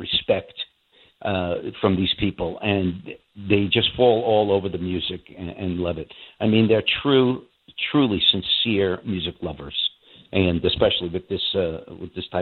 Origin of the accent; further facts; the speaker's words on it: United States; moved away as an adult; now in Russia; I'm an American. I'm an Italian-American, specifically. But I'm an American first, and I'll always be.